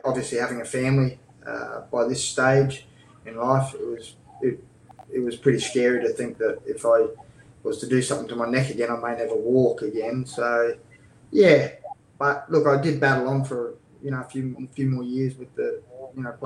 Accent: Blackwater, Queensland, Australia; moved away; I'm a kid from Blackwater that was told I was too small as kids

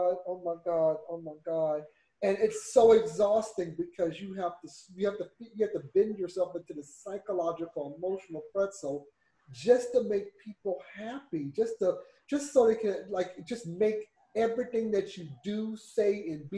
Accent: the South, United States; moved away; growing up in the South

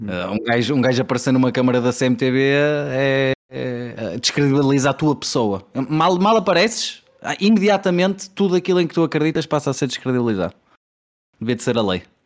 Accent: Porto, Norte, Portugal; eu sou do Porto, como podem ver pelo meu sotaque

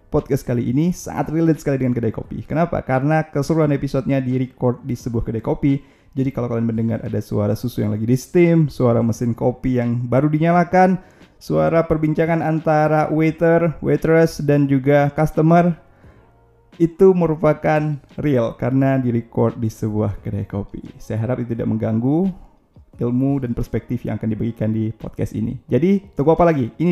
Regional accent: Aceh, Indonesia; Nah, kita pernah sebagai putra Aceh juga

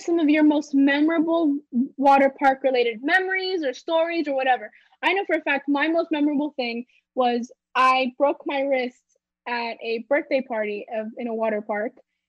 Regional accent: Florida, United States; we're from Florida, a hot climate area

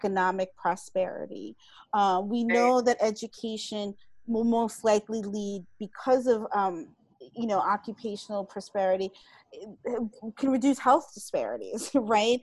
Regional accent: New York City, New York, United States; I'm from New York City

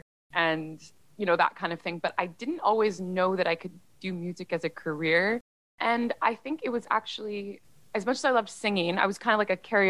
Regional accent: Vancouver, British Columbia, Canada; So I am in Vancouver, BC, also known as the unceded territories of the Squamish, Musqueam, and Tsleil-Waututh First Nations. And I was born here and raised here

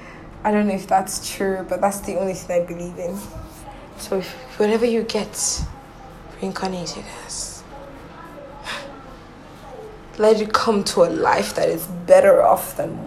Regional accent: Nigeria; If you ask me wherever, that's who I bloody am. I'm fucking Nigerian and I'm proud.

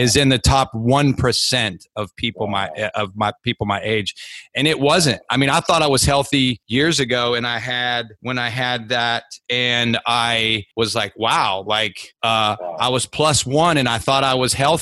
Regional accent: Columbus, Ohio, United States; I was from Columbus

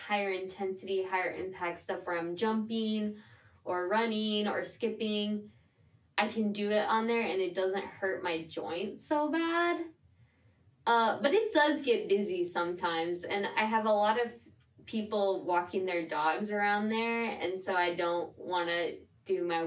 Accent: Midwest, United States; now in New York City, United States; I'm from the Midwest, and so I've always lived in a little bit bigger spaces than here

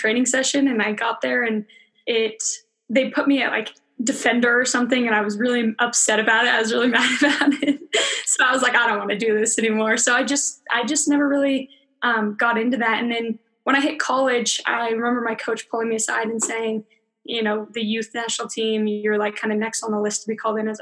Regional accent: Littleton, Colorado, United States; I grew up in Littleton, Colorado. Played here my whole life

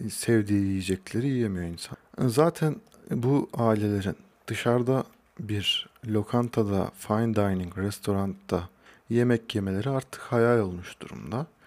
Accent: Hacılar, Kayseri Province, Turkey; also born or lived in Ankara; Kayseri Hacılarlıyım. Doğma büyüme de buradayım

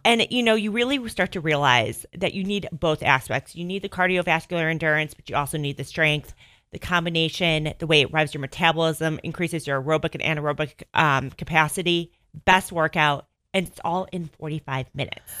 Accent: Northbrook, Illinois, United States; accent: Chicago (Mike Ditka); moved away as an adult; also born or lived in Boston area; now in Bend, United States; I am from Northbrook, Illinois

